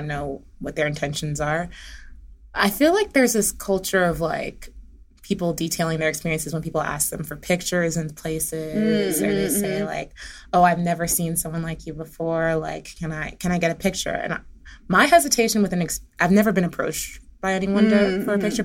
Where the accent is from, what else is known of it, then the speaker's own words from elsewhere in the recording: Charleston, South Carolina, United States; I grew up in Charleston